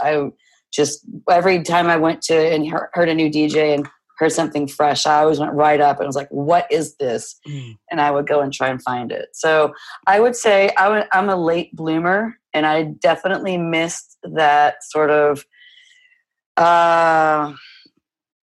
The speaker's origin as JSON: {"language": "English", "region": "Midwest", "country": "United States", "said": "So I'm a Midwesterner, and my parents were young"}